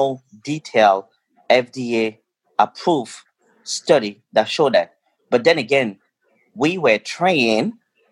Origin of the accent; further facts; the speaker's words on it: Cameroon; now in United States; I grew up in Cameroon